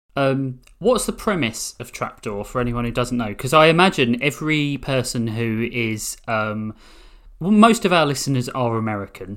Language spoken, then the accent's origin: English; United Kingdom; we're British